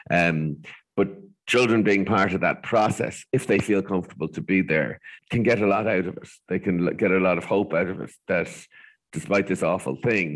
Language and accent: English; Ireland; as Irish people